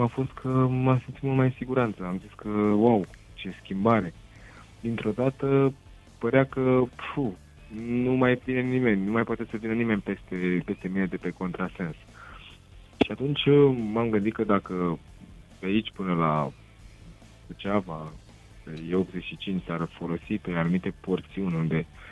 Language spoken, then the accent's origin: Romanian; Râmnicu Sărat, Buzău County, Romania; sunt din Râmnicu Sărat